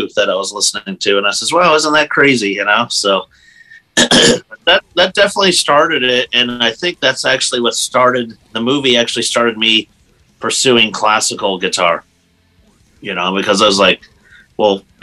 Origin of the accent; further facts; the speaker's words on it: Erie, Pennsylvania, United States; Erie, PA. I live right on Lake Erie. Actually, I'm that little edge at the top of Pennsylvania there. So I've been here all my life